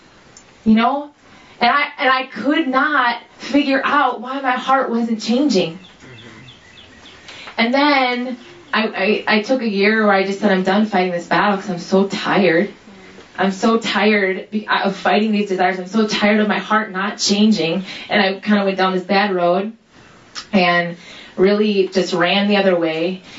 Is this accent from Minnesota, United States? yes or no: yes; Minnesota, United States; also born or lived in Seattle; I'm 26 years old, and I'm from Minnesota